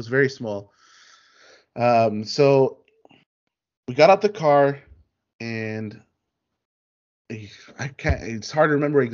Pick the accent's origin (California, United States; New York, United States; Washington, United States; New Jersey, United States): California, United States; Inglewood; now in Northridge, United States; we used to live in Inglewood. That's where my family's from. That's where they've been, you know, in the 80s and the 90s. You know, we're from Inglewood